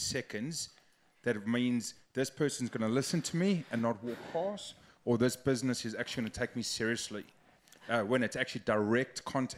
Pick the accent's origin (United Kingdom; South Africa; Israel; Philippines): South Africa; now in New Zealand; I'm originally from South Africa.